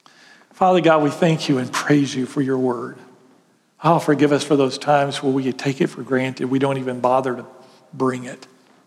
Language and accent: English; Graham, United States; And so you couldn't just go down and Graham. I grew up in Graham.